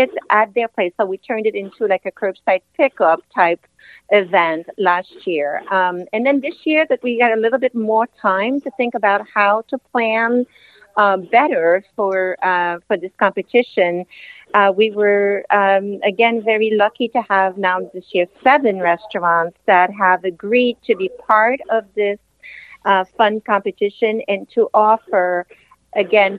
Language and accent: English; Quebec City, Quebec, Canada; now in Rhode Island, United States; I am from Quebec City originally